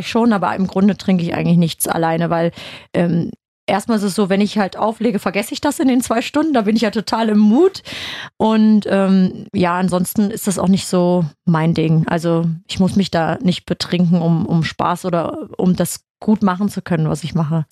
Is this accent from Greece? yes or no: no; Germany; bei uns in Deutschland